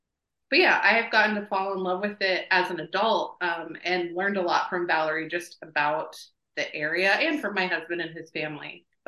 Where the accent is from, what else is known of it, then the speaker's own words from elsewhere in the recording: Missouri, United States; moved away as an adult; also born or lived in Utah; now in Homer, United States; I was born and raised in the Midwest. I lived in Missouri for most of my life.